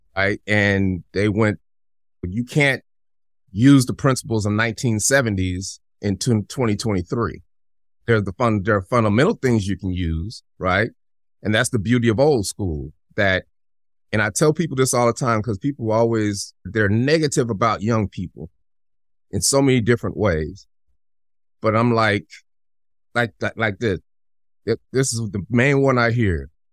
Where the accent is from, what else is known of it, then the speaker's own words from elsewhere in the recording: Denver, Colorado, United States; I'm from Denver